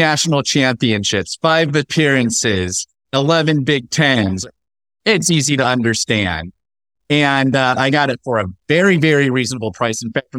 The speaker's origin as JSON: {"language": "English", "region": "Indiana", "country": "United States", "tie": "born or raised there", "also_born_or_lived": "Los Angeles / New York", "moved": "yes", "lives_now": "Texas, United States", "said": "before spending my years in LA and New York, I was raised in Indiana."}